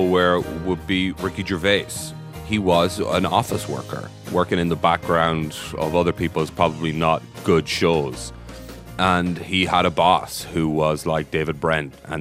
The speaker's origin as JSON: {"language": "English", "region": "west of Ireland", "country": "Ireland", "said": "I'm from a very small town in the west of Ireland"}